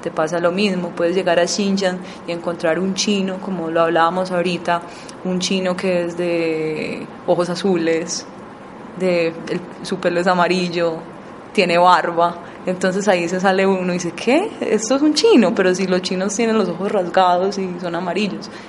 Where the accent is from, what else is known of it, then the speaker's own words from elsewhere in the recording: Colombia; moved away; Yo como colombiana